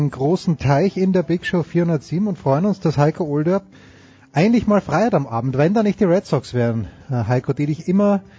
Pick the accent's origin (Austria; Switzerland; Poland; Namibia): Austria; die Frage, die, die ich als Österreicher habe, für uns war immer wichtig, oder für die österreichischen Stationen, der Österreich-Bezug.